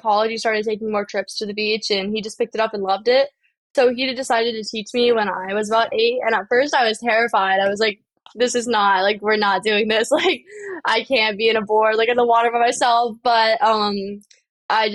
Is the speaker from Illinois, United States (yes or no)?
no; Wilmington, North Carolina, United States; moved away as an adult; now in St. Augustine, United States; I was born in North Carolina and raised in Wilmington, North Carolina